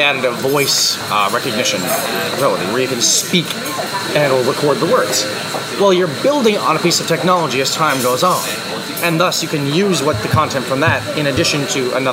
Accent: Canada; we're Canadian

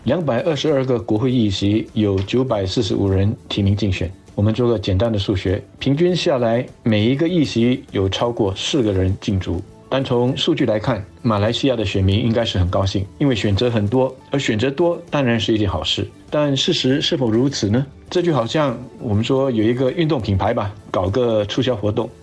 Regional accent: Singapore; 我们新加坡人

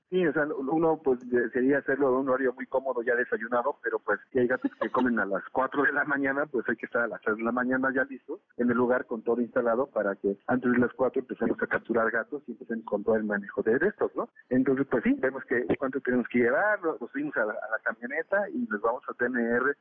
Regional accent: Mexico; lo que hacemos es pues adaptamos como buenos mexicanos el método a nuestras necesidades

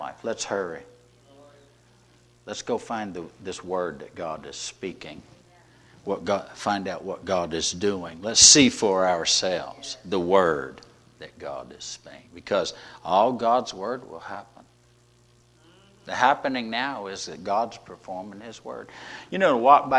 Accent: the South, United States; We're from the South

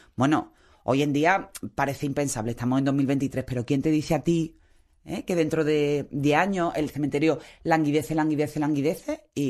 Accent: Málaga, Andalusia, Spain; como, malagueños de mezcla

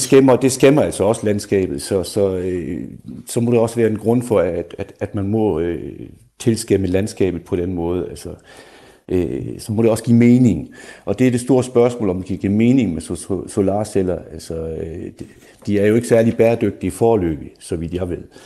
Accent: Schleswig-Holstein, Germany; Jeg kommer fra Sydslesvig

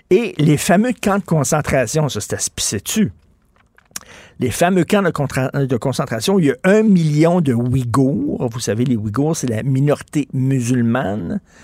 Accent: Quebec, Canada

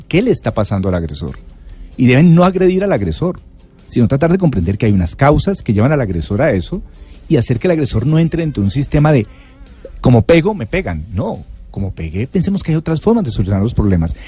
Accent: Cali, Valle del Cauca, Colombia; yo soy de Cali

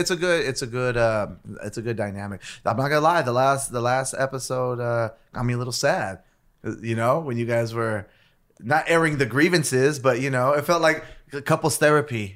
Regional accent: Los Angeles, California, United States; also born or lived in South Gate / Downey; we grew up in East Los Angeles

